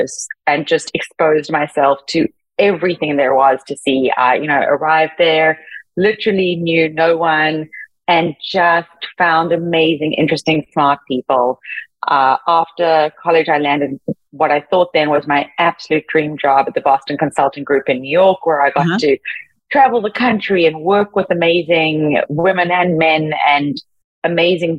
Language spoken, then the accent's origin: English; Cape Town, Western Cape, South Africa; I grew up in Cape Town, South Africa, very much under the veil of apartheid